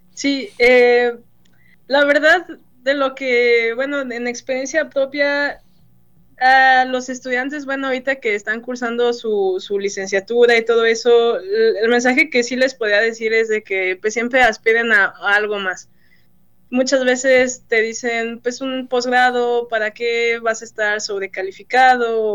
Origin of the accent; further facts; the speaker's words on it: Mexico; moved away as an adult; also born or lived in Celaya; now in Michigan, United States; el mexicano es muy trabajador y lo, he visto aquí mucho, este, somos muy trabajadores